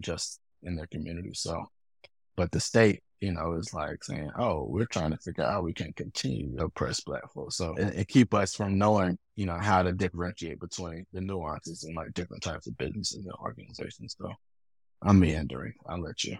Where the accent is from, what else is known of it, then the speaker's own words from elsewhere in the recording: Durham, North Carolina, United States; I'm from Durham